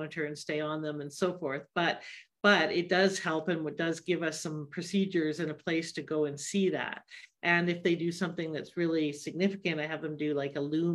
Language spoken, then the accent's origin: English; Canada; I'm Canadian